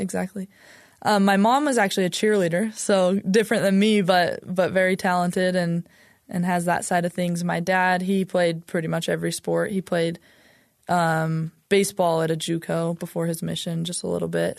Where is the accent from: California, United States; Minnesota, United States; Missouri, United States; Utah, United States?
Utah, United States; I'm from Utah, lived here my whole life